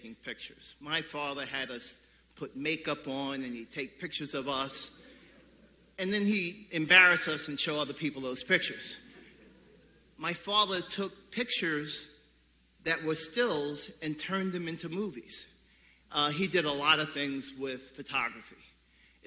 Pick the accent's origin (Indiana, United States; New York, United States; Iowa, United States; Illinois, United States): New York, United States; New York City; When I was about 7 years old, we moved from the Bushwick area of Brooklyn to the Canarsie area of Brooklyn